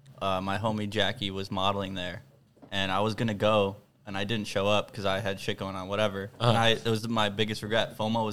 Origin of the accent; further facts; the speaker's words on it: Bridgeview, Illinois, United States; Like right outside. I'm from Bridgeview.